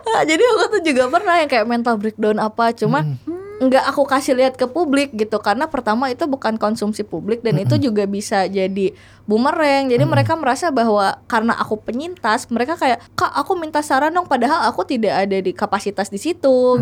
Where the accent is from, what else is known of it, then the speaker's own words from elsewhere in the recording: Tanjungsari, West Java, Indonesia; aku dari kecil hidup di desa ya. Dulu tuh aku tuh nggak suka hidup di sana kayak ih namun sih Tanjung Seri eh, orang kampung